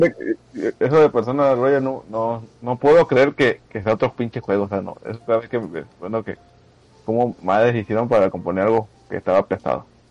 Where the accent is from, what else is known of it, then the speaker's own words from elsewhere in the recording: Mexico; nosotros como mexicanos